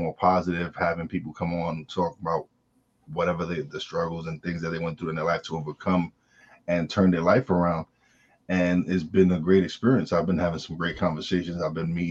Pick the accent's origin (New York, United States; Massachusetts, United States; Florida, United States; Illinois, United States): New York, United States; New York City; I say I'm from Brooklyn